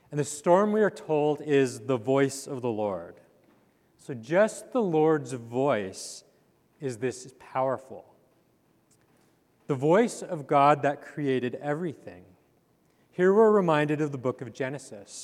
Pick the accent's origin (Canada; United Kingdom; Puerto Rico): Canada; Calgary, Alberta; moved away; I grew up in Canada in the foothills of the Rocky Mountains